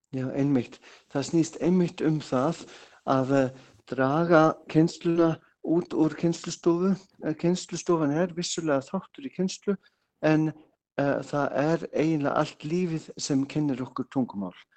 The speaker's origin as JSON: {"language": "Icelandic", "region": "Bavaria", "country": "Germany", "second_language": "Icelandic", "moved": "as an adult", "lives_now": "Iceland", "said": "Ég er frá Bæralandi, já. Kom fyrst 87"}